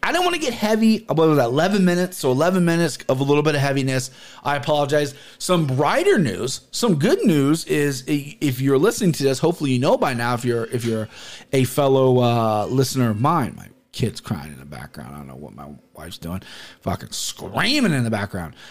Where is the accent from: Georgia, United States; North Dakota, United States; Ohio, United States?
Ohio, United States; Cincinnati; I grew up in Cincinnati where prominently white where I'm from